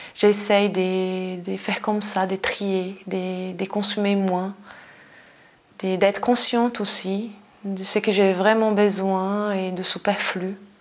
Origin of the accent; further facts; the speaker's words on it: Brazil; moved away as an adult; now in Switzerland; je suis brésilienne, ça fait 17 ans que je suis en Suisse